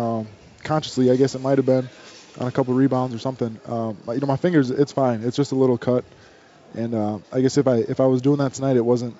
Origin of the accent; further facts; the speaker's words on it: Randolph, United States; moved away; there had to be, 100 people here with wearing the green from Randolph, from my hometown, from the Madison area.